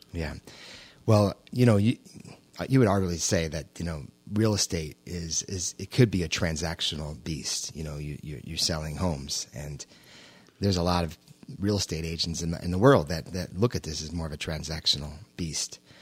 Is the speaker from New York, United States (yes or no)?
yes; New York, United States; I was born and raised in New York.